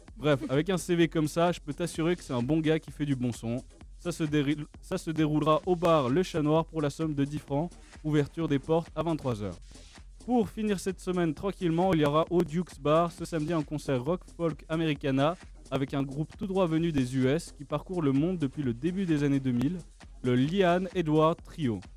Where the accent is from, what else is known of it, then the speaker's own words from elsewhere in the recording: Switzerland; depuis tout petit, en tant que Suisse